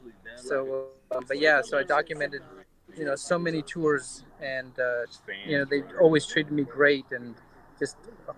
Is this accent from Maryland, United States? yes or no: no; Pasadena, California, United States; I grew up in … country and went to school, same school as all those guys.